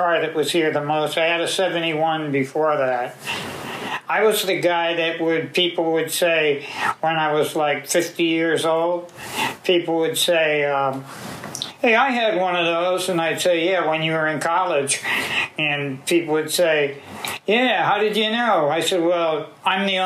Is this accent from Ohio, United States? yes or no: no; Fall River, Massachusetts, United States; born or raised there; also born or lived in Brooklyn, New York; now in DeLand, United States